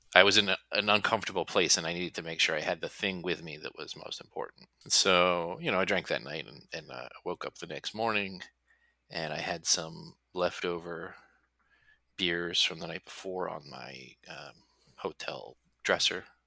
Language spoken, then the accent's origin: English; New Jersey, United States; I'm from New Jersey